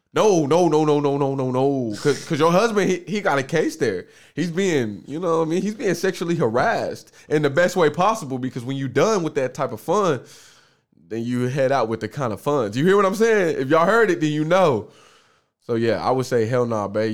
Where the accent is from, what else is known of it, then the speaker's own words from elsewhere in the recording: Oklahoma, United States; I'm from Oklahoma.